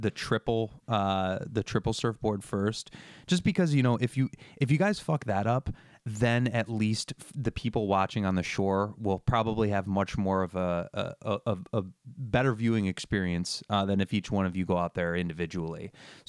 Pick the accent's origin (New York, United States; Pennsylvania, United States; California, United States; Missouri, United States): New York, United States; Chittenango; I grew up in Chittenango, like Canastota area